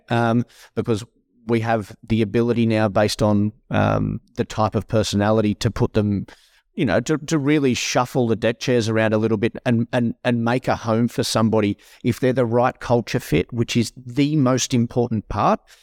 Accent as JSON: {"language": "English", "town": "Tenterfield", "region": "New South Wales", "country": "Australia", "tie": "born or raised there", "moved": "yes", "said": "I'm a country boy born and bred. I, I grew up in my younger, younger years in Tennerfield"}